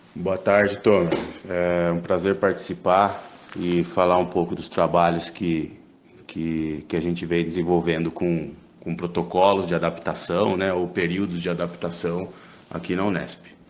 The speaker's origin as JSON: {"language": "Portuguese", "town": "Uberlândia", "region": "Minas Gerais", "country": "Brazil", "said": "sou de Uberlândia"}